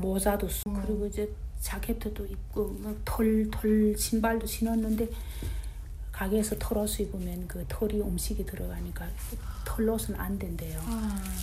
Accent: North Korea; moved away as an adult; also born or lived in China; now in Utah, United States; 우리가 북한에서 태어난 것도

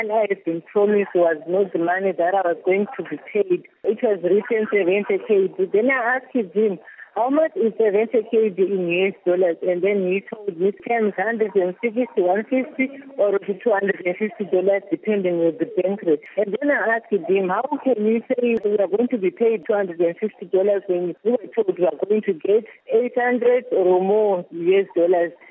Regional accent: Zimbabwe; moved away as an adult; now in Kuwait; I came from Zimbabwe to Kuwait.

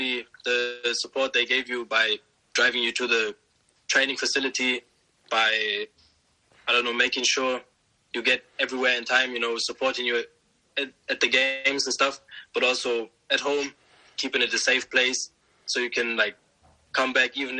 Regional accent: Osnabrück, Lower Saxony, Germany; now in Bremen, Germany; I was born and raised there. My dad came from Nigeria to Germany. I grew up in Osnabrück.

